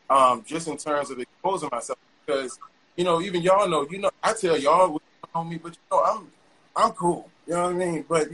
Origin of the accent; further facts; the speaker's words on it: the South, United States; growing up in the South, you have to come back.